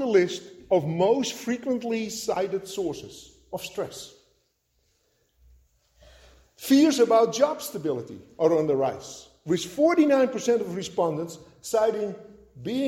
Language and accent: English; Netherlands; moved away; at a young age, growing up in Holland.